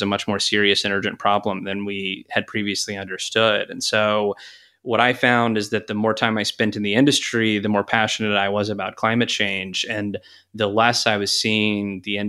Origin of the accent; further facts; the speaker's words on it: Texas, United States; I grew up in Texas, and then I went to college at the University of Tulsa